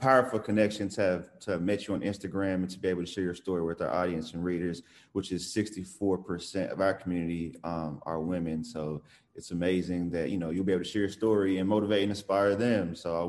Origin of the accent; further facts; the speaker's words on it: New York, United States; now in Dallas, United States; I was born in New York